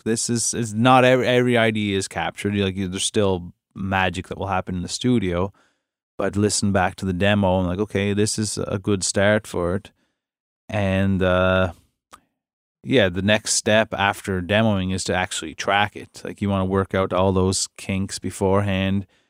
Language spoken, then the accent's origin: English; Cape Breton, Nova Scotia, Canada; I'm from Cape Breton